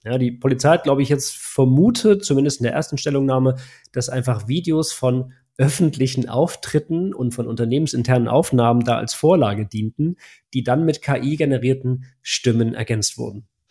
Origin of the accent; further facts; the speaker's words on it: Germany; bei uns in Deutschland